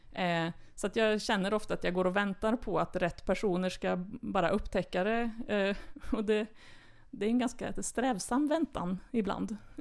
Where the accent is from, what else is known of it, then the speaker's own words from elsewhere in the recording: Värmland, Sweden; moved away as an adult; also born or lived in Stockholm / Östergötland; now in Karlstad, Sweden; Jag är född i Stockholm faktiskt, mm. men kom till Värmland som ettåring